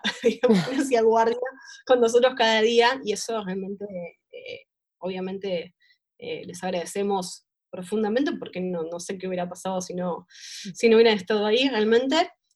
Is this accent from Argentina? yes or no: yes; La Matanza, Buenos Aires Province, Argentina; nací, nací en Capital Federal, pero viví toda mi vida en La Matanza, de hecho vivo en La Matanza hoy por hoy